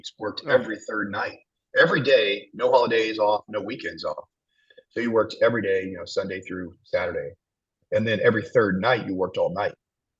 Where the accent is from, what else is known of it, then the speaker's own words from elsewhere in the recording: Abilene, Texas, United States; And he finds out that I'm from Abilene.